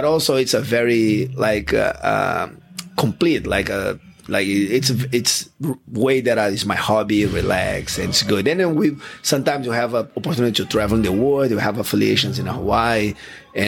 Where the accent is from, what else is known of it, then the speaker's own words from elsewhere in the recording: Rio de Janeiro, Brazil; English is a second language; moved away; I grew up about one block by the beach in the beautiful Rio de Janeiro in Ipanema